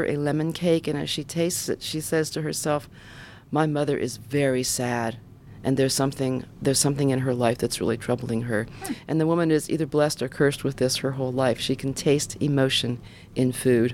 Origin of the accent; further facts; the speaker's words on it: Ohio, United States; I'm from Ohio